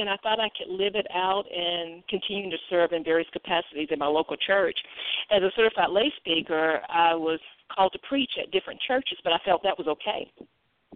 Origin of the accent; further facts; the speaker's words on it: Greensboro, North Carolina, United States; now in Mount Holly, United States; I am originally from Greensboro, North Carolina